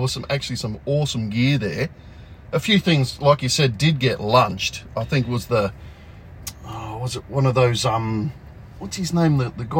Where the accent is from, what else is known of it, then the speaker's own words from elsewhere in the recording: Australia; We're only Aussies.